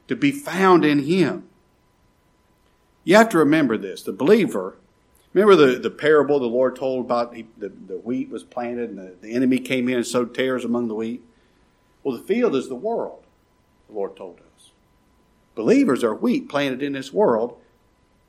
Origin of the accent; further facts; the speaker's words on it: United States; I'm an American citizen